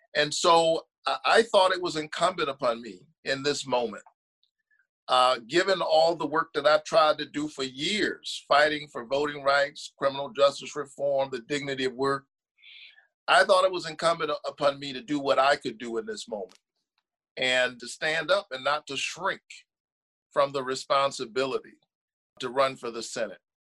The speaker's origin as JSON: {"language": "English", "town": "Savannah", "region": "Georgia", "country": "United States", "said": "I'm from Savannah, you know, southeast part of the state."}